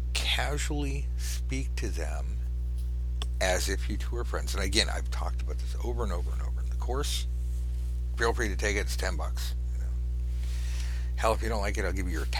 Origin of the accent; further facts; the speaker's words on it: California, United States; I'm from California